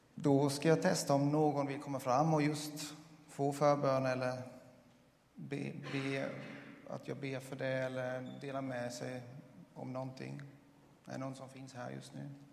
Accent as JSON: {"language": "Swedish", "country": "Switzerland", "moved": "yes", "lives_now": "Sweden", "said": "jag kommer från Schweiz"}